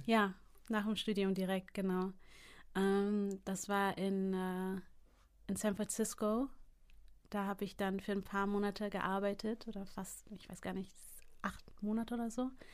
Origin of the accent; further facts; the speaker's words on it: Hamburg, Germany; also born or lived in United States; in Hamburg geboren und aufgewachsen